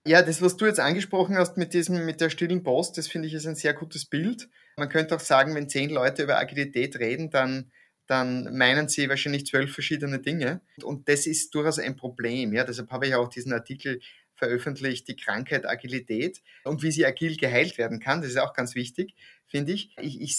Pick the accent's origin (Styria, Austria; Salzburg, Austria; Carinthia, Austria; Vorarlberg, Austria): Styria, Austria; East; moved away; also born or lived in Graz / Krems / Vienna; Ich komme aus der Steiermark, bin in der Oststeiermark aufgewachsen